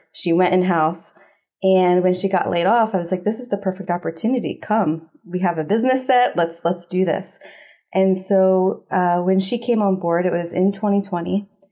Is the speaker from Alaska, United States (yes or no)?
no; Philadelphia, Pennsylvania, United States; growing up in Philly